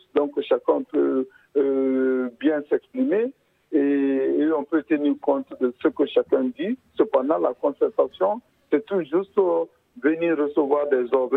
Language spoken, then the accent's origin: French; Guinea; quand on est guinéen